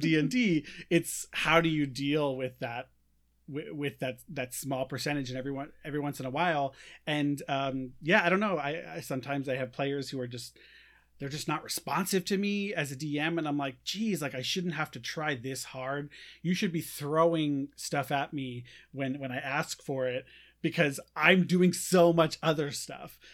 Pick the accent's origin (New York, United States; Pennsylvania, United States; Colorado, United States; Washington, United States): New York, United States; now in Iowa, United States; living in Iowa. I'm I'm from New York